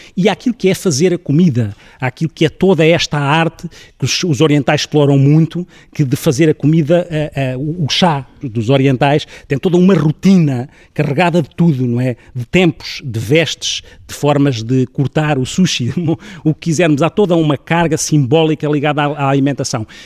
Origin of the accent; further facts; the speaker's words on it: Ribatejo, Portugal; sou ribatejano